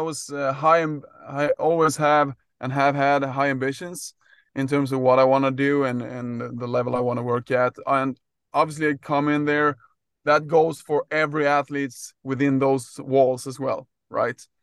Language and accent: English; Sweden; also born or lived in Gothenburg, Sweden; my background is, uh, growing up in Sweden, played soccer and ice hockey as, as, uh, most, uh, people do, I would say, in Sweden.